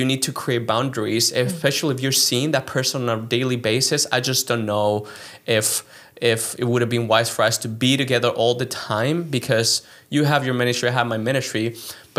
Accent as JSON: {"language": "English", "country": "Chile", "tie": "born or raised there", "also_born_or_lived": "Philadelphia, United States / New York, United States", "second_language": "English", "moved": "as an adult", "lives_now": "United States", "said": "I am originally from Chile, and I grew up there"}